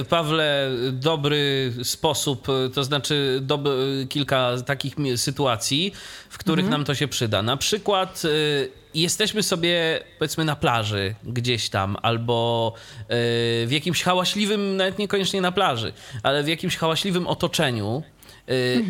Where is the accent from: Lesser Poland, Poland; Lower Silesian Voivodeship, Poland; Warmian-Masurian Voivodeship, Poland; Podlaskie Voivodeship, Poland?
Warmian-Masurian Voivodeship, Poland; Iława; z mojego rodzinnego miasta, czyli z Iławy